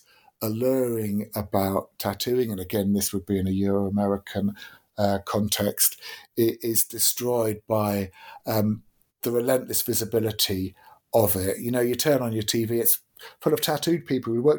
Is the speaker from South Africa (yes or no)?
no; Deal, South East England, United Kingdom; growing up in Deal in Kent